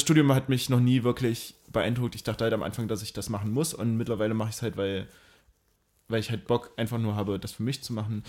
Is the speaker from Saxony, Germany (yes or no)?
no; Mühlhausen, Thuringia, Germany; now in Dresden, Germany; Mühlhausen, meine Heimat